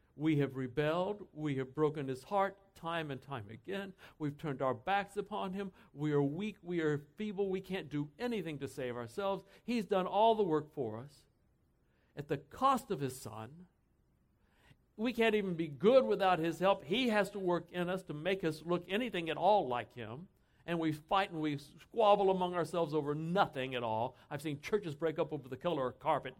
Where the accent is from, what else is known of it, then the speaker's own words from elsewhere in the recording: Texas, United States; I grew up in Texas, so I can say that, all right? Born and bra- raised right in Texas.